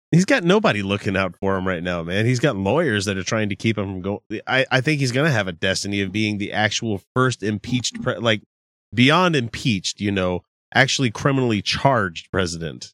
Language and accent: English; Arkansas, United States; now in Utah, United States